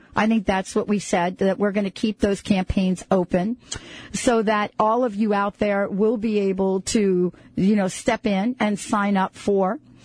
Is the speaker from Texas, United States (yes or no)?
no; New York, United States; I'm from New York.